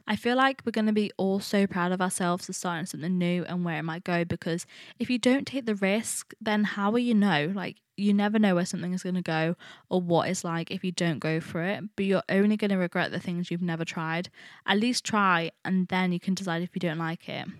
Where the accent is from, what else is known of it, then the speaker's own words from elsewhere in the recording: Nottingham, East Midlands, United Kingdom; I study fashion at Nottingham. A lot of people actually ask me why I went to the uni, my hometown